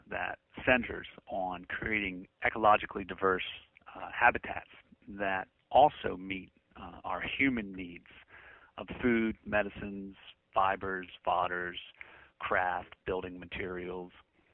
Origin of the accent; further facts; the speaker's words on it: England, United Kingdom; I've got southern roots. Our family's from North Carolina and points south. As a young boy, when I grew up in England, I certainly did sound English, but I think the Southern's a little bit stronger in me.